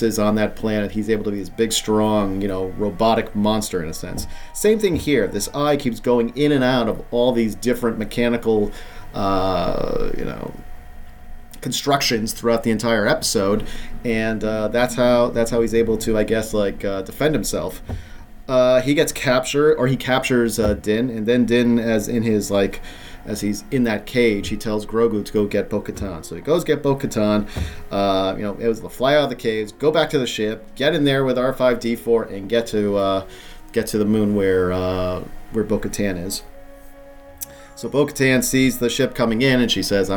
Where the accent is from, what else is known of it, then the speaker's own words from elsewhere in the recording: Rhode Island, United States; where I grew up in Rhode Island